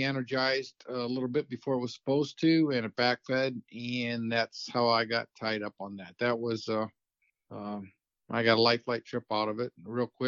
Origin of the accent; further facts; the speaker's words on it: Tiffin, Ohio, United States; I'm from Tiffin, Ohio. Lived here for a long time